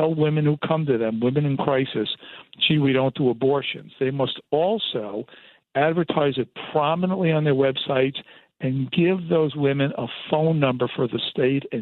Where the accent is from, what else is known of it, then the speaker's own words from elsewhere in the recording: New York, United States; I'm from New York originally